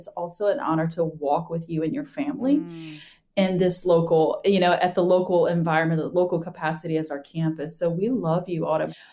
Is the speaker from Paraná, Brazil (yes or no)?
no; Amazonas, Brazil; I grew up Amazon like Amazon rainforest of Brazil. So I was blessed with dual citizenship from an American dad and a Brazilian mom.